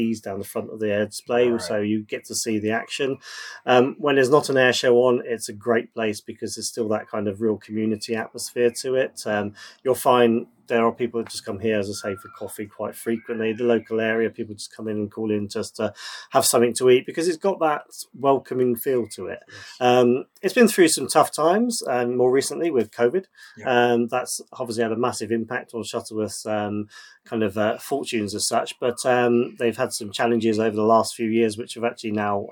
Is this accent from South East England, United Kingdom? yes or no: yes; Oxfordshire, South East England, United Kingdom; moved away as an adult; also born or lived in Reading; now in Biggleswade, United Kingdom; I was brought up in Oxfordshire, not too far south of Oxford